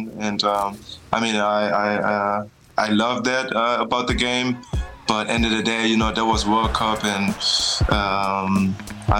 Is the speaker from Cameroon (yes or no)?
no; Germany; moved away; we drove back to my hometown